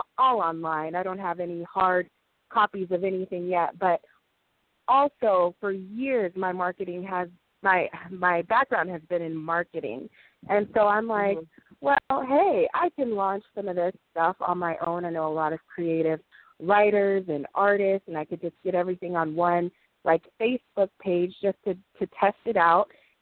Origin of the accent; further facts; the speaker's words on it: Los Angeles, California, United States; I'm from Los Angeles, California, and I have a small publishing company